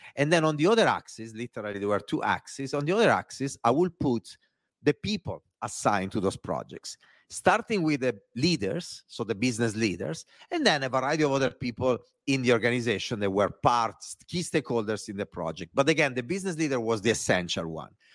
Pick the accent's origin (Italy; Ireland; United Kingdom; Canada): Italy; accent: Italian; English is a second language; moved away; my Italian accent